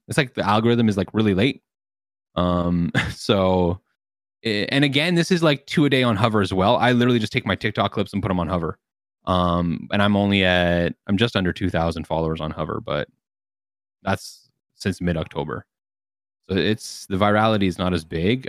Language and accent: English; Canada; I'm Canadian